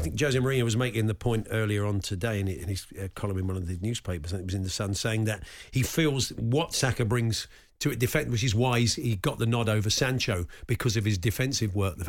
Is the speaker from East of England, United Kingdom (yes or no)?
no; London, United Kingdom; I said, we're from England. I said, whereabouts? I said, London.